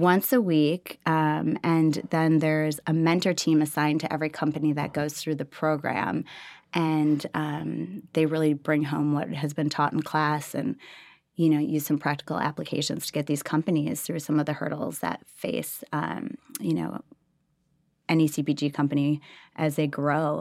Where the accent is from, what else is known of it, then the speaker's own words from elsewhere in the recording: Minneapolis, Minnesota, United States; moved away as an adult; now in Austin, United States; Originally, I'm from Minneapolis